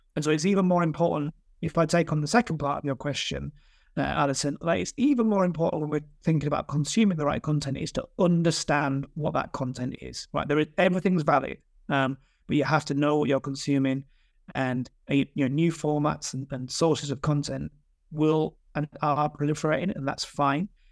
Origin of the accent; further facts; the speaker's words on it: Yorkshire and the Humber, United Kingdom; moved away as an adult; now in London, United Kingdom; I live in London, but I'm from, I'm, I'm definitely from Yorkshire.